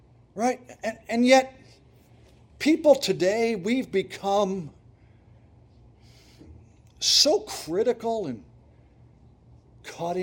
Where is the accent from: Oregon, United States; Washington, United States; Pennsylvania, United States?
Pennsylvania, United States; Montrose; moved away as an adult; also born or lived in Ypsilanti, Michigan; I grew up in Montrose and Susquehanna County